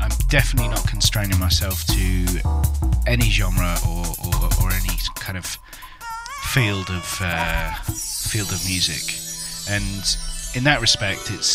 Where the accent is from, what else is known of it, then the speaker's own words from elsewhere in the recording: Cambridge, East of England, United Kingdom; Cambridge, and born and bred.